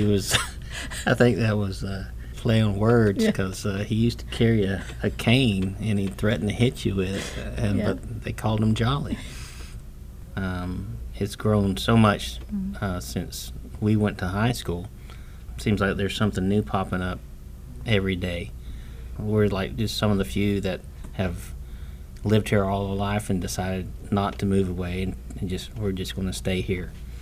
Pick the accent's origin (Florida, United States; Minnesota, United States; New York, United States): Florida, United States; Plant City; I was born in Plant City and have lived here all my life.